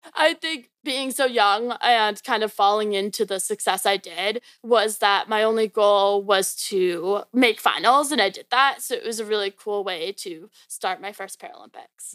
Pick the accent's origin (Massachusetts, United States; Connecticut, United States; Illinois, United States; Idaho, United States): Illinois, United States; Naperville; moved away as an adult; also born or lived in Maryland; now in Virginia, United States; I was born and raised in Chicago, so a little bit outside called Naperville. And I lived there literally my whole life.